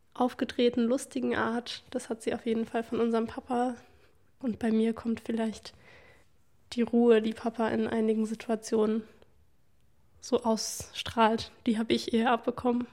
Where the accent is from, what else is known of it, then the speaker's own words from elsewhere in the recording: Leipzig, Saxony, Germany; wenn ich dann sage Leipzig